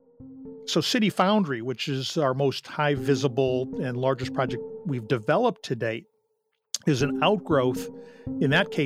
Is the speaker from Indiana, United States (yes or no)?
no; St. Louis, Missouri, United States; I grew up in St. Louis